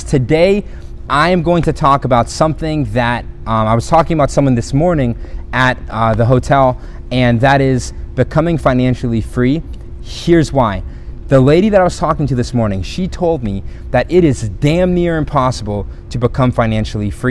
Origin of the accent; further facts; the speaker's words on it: Philippines; also born or lived in South America; My parents were missionaries. I grew up in the Philippines, in South America.